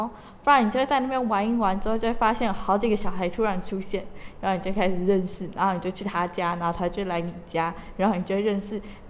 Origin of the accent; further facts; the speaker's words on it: Taoyuan, Taiwan; 我小时候住在就是那个，也是住在眷村，然后是在一个桃园的一个六栋幺